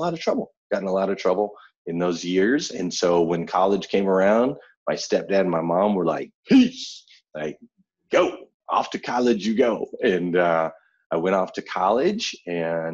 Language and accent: English; Flagstaff, Arizona, United States; I grew up in Flagstaff, Arizona